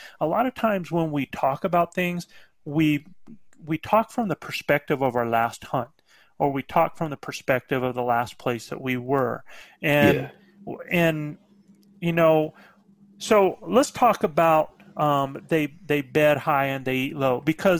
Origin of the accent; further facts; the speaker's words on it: Philadelphia, Pennsylvania, United States; You know, where you're from? I'm from Philly, man.